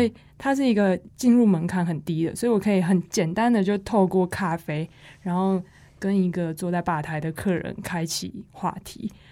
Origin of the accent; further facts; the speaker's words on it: Taiwan; 身为台湾人